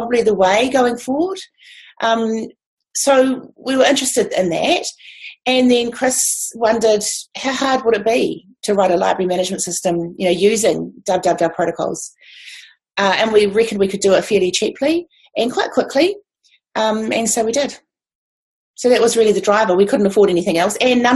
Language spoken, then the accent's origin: English; Levin, Manawatū-Whanganui, New Zealand; I'm from Horowhenua, which is in Levin, a small town in Levin